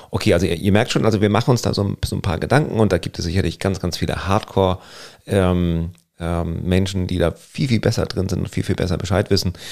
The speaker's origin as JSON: {"language": "German", "region": "Northern Germany", "country": "Germany", "said": "Gerade so als, als Norddeutscher, und wir lieben es ja am, am Strand zu sein, egal ob Ostsee oder Nordsee"}